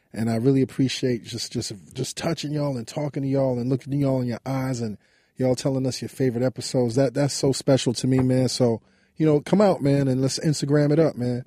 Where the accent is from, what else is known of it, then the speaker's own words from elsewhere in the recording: New York City, New York, United States; we grew up on Lincoln Place between Albany and Troy Avenue